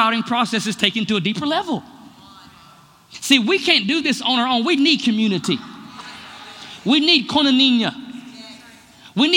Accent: United States; I'm so American

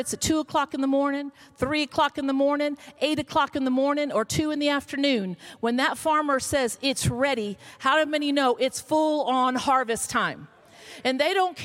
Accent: Florida, United States; moved away; I'm from Florida

